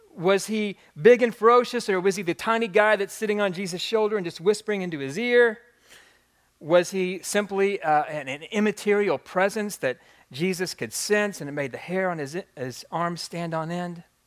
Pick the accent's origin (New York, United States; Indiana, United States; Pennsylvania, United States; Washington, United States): Indiana, United States; Jeffersonville; moved away as an adult; now in New Albany, United States; I've been a, a proud resident of New Albany, Indiana for the past decade, but I was born and raised in Jeffersonville